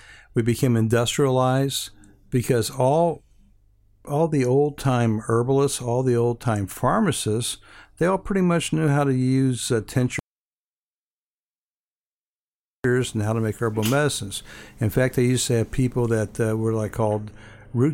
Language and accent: English; Hawaii, United States; Well, initially, growing up in Hawaii, I was first attracted to Chinese herbs in the Honolulu Chinatown.